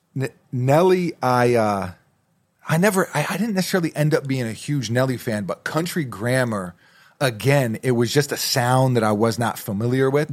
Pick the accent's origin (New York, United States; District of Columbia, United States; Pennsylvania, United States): New York, United States; New York City; moved away; also born or lived in New Jersey / Massachusetts; growing up in New York City, lived in Jersey for a while, went to school up in Massachusetts.